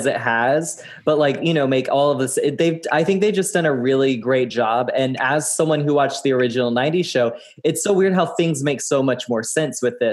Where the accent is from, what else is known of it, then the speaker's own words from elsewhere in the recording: Southern, United States; accent: Southern; my Southern accent